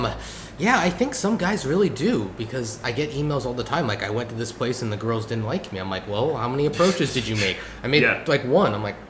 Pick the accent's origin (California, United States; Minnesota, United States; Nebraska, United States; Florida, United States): California, United States; I grew up in California and spent my whole life there.